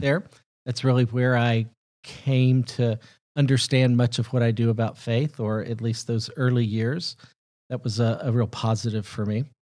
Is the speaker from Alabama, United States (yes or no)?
yes; Huntsville, Alabama, United States; moved away as an adult; also born or lived in Mississippi / Tennessee / Southern California; now in Nashville, United States; I was born in Mississippi, raised in Tennessee and Alabama, about as southern as you can get. But, uh, most of my upbringing was in Huntsville, so pretty close